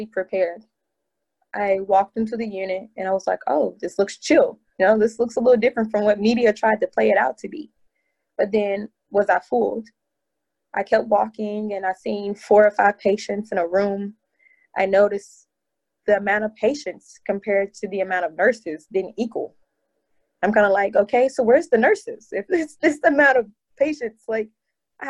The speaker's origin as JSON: {"language": "English", "town": "Nashville", "region": "Tennessee", "country": "United States", "also_born_or_lived": "Houston, Texas", "moved": "yes", "lives_now": "New York, United States", "said": "I'm originally from Nashville, Tennessee"}